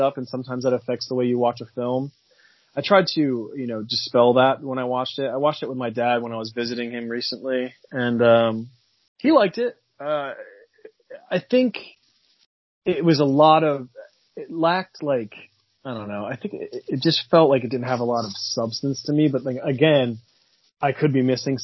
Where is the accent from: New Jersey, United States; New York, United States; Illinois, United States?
New Jersey, United States; accent: New Jersey; I sound like I'm from New Jersey.